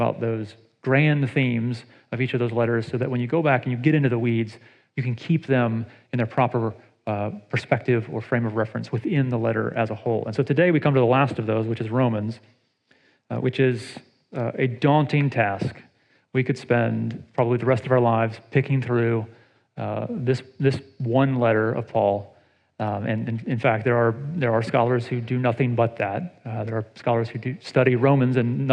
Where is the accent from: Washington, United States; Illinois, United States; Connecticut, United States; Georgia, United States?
Georgia, United States; Atlanta; now in Ohio, United States; I grew up in Atlanta